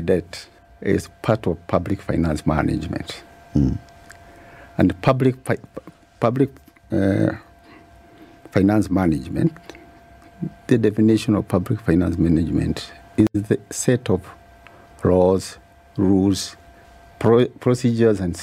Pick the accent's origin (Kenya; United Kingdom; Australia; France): Kenya; as a Kenyan, I'm a Kenyan citizen, and a shareholder of this country